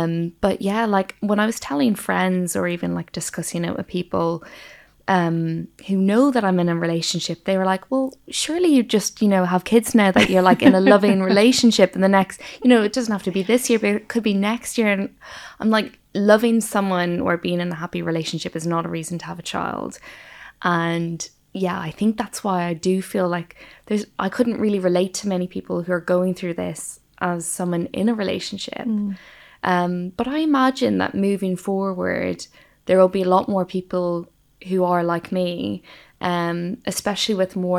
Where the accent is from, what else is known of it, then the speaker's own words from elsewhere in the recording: Ireland; now in London, United Kingdom; I grew up in Ireland, but now live in London.